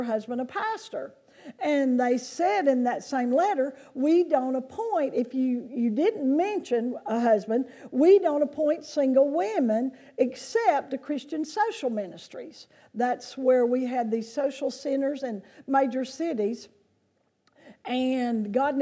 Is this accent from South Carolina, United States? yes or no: yes; Lancaster, South Carolina, United States; moved away; I grew up in South Carolina, which is not very far from here, down in Lancaster